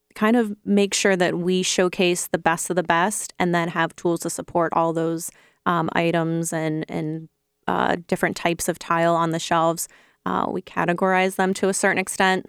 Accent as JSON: {"language": "English", "region": "Ohio", "country": "United States", "also_born_or_lived": "Chicago", "moved": "as an adult", "said": "I'm from Ohio"}